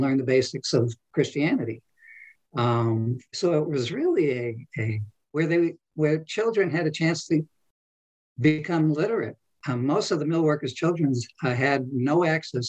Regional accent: New England, United States; moved away; My wife and I, we're from New England originally

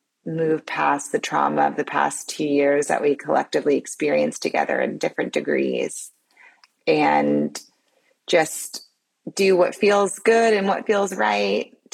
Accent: New Orleans, Louisiana, United States; I'm from New Orleans, a place that is just so rich in personality and culture and food and joy and dancing.

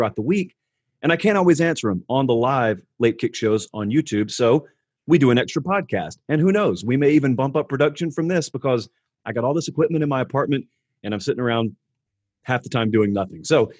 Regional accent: Georgia, United States; So I grew up in Central Georgia.

